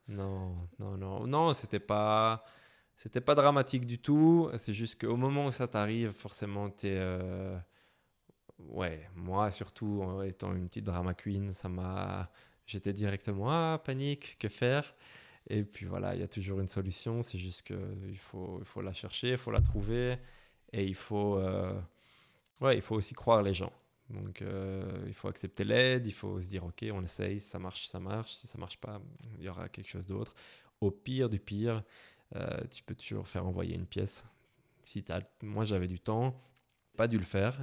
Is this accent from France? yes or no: no; Brussels, Brussels-Capital Region, Belgium; accent: Belgian; je viens de, Bruxelles. Vous pouvez peut-être l'entendre à mon accent